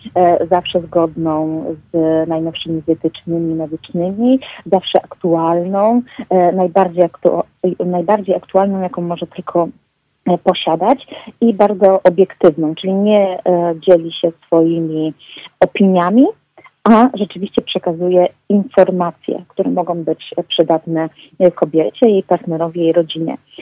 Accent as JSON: {"language": "Polish", "area": "Tricity", "region": "Pomeranian Voivodeship", "country": "Poland", "said": "pochodzę z Trójmiasta"}